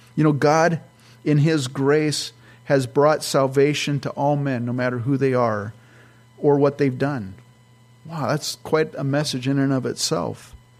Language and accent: English; California, United States; now in Minnesota, United States; I'm from California